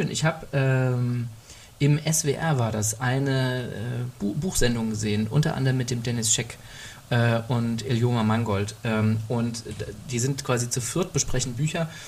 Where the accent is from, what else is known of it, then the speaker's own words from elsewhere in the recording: Germany; ich bin Mensch mit Migrationsdefizit, ich bin in Deutschland groß geworden äh, und äh, bin noch nicht mal innerhalb Deutschlands großartig migriert